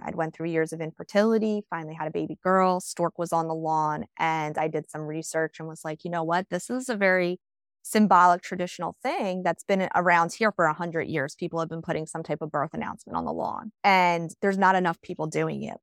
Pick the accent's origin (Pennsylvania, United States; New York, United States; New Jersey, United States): New Jersey, United States; I stayed pretty much fifteen minutes local to where I grew up